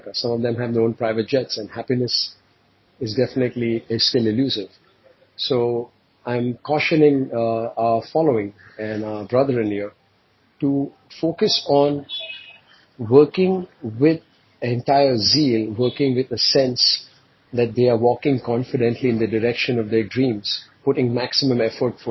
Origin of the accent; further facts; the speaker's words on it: India; moved away; my native country, which I grew up in India